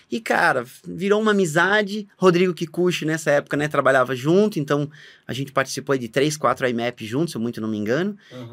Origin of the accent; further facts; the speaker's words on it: Blumenau, Santa Catarina, Brazil; Eu sou de Blumenau, Santa Catarina, fiz a minha faculdade lá, morando com os pais